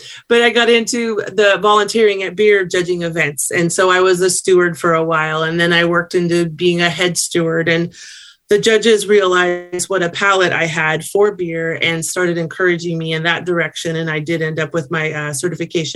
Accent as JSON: {"language": "English", "town": "Sacramento", "region": "California", "country": "United States", "said": "I'm from Sacramento, California"}